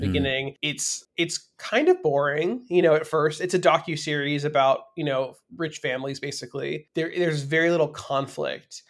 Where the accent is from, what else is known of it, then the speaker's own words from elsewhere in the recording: Beverly Hills, California, United States; also born or lived in San Fernando Valley, California; I grew up in Beverly Hills